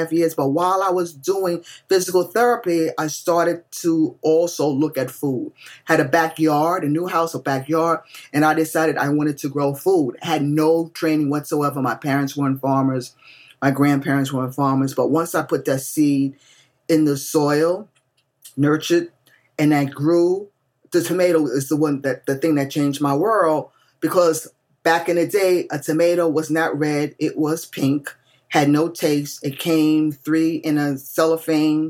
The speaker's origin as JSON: {"language": "English", "town": "New York City", "region": "New York", "country": "United States", "tie": "born or raised there", "said": "I grew up in New York City. I grew up in the projects, y'all. Jacob Riis houses, 10th Street Avenue, D, in the Lower East Side."}